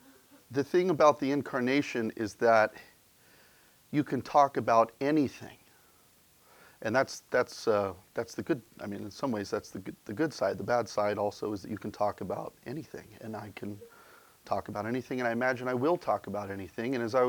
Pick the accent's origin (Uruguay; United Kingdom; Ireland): Ireland; because being an Irishman, I am motivated primarily by a sense of guilt.